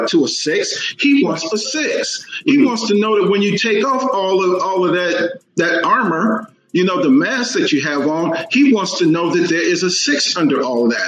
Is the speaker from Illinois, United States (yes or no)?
no; Dallas, Texas, United States; I am from Dallas, Texas